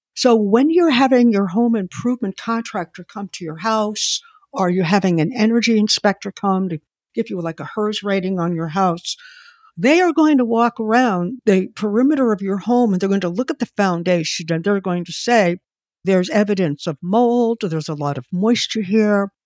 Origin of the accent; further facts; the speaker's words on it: Boston, Massachusetts, United States; moved away as an adult; now in Connecticut, United States; where I live in Connecticut, and Boston is my hometown